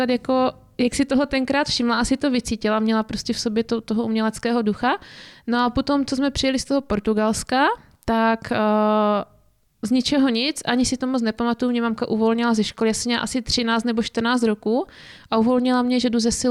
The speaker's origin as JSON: {"language": "Czech", "town": "Zlín", "region": "Zlín Region", "country": "Czechia", "lives_now": "Opava, Czechia", "said": "No, tak já pocházím ze Zlína, a můžu říct, že od té doby, co bydlím v Opavě, tak eh, to fakt hrdě říkám, že pocházím ze Zlína"}